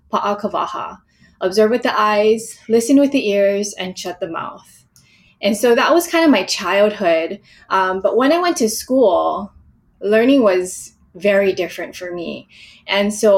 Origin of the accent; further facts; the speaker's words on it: Hawaii, United States; I was born and raised in Hawaii, and I spent a lot of time near the ocean growing up